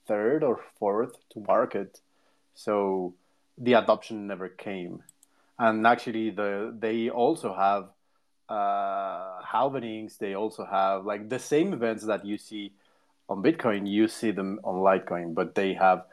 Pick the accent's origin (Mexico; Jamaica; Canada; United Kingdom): Mexico; English is a second language; I'm from Mexico